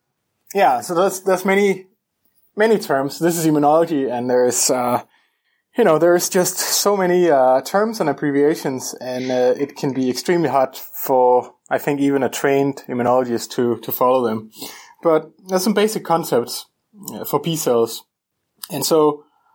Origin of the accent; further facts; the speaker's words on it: Copenhagen, Capital Region of Denmark, Denmark; moved away as an adult; now in Seattle, United States; I am Danish, and I am from Copenhagen, Denmark. And that's where I did my undergrad